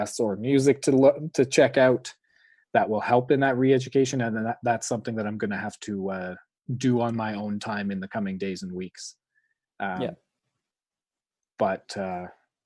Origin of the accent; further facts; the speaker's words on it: Canada; upper middle class white kids growing up in Canada